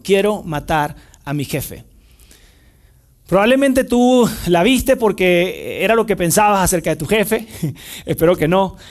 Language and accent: Spanish; Venezuela; moved away; trabajé en el cuerpo de bomberos en mi país, en Venezuela, es el país donde nací